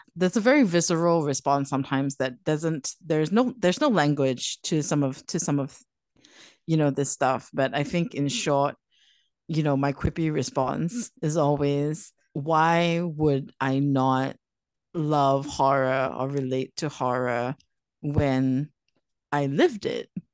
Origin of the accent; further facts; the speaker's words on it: Singapore; growing up in Singapore, living in Singapore